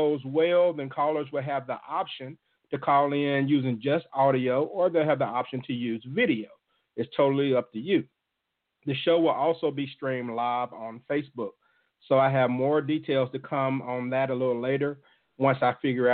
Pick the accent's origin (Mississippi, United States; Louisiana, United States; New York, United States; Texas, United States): Mississippi, United States; Jackson; my hometown of Jackson, Mississippi